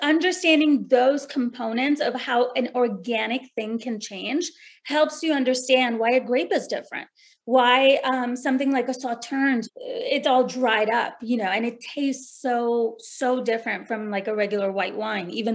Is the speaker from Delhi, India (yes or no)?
yes; New Delhi, Delhi, India; moved away; I was born and raised in New Delhi